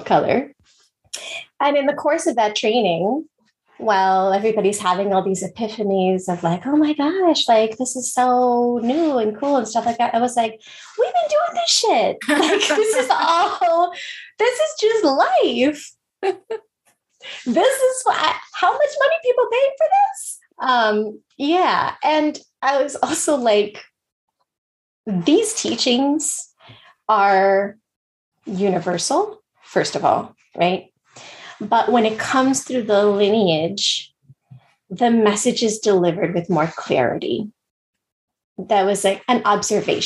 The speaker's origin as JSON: {"language": "English", "country": "United States", "tie": "born or raised there", "said": "I was born here"}